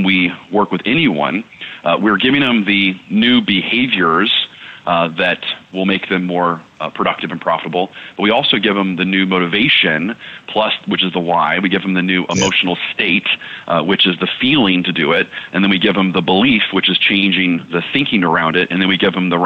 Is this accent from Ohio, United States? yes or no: no; Texas, United States; I came from Texas football. I was, an all-state football player growing up.